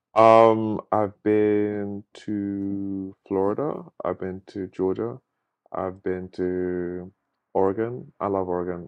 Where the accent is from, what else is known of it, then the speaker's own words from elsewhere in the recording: Luton, East of England, United Kingdom; moved away as an adult; also born or lived in Maryland, United States; now in Dallas, United States; I'm originally from the U K. I'm originally from Northwest London, um, place called Luton